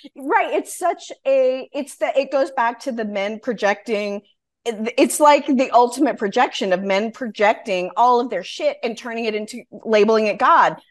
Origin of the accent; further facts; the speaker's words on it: Wyoming, United States; I grew up in Wyoming, which was the first state to allow women to vote.